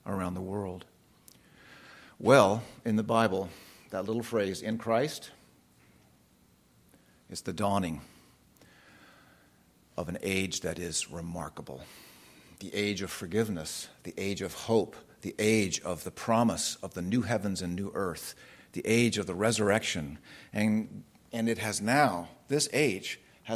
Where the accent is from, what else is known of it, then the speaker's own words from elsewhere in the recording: California, United States; I'm from California